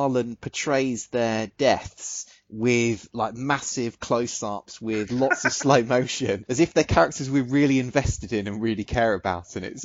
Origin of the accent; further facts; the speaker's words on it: United Kingdom; we're both British